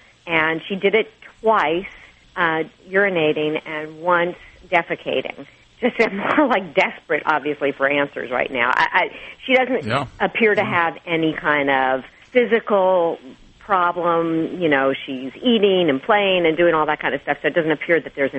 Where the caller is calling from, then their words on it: Palos Verdes, California, United States; Palos Verdes.